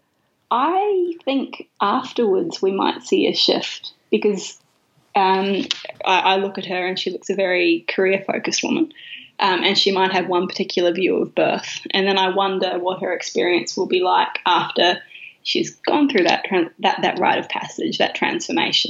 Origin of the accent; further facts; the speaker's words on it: New Zealand; now in Australia; I'm a New Zealander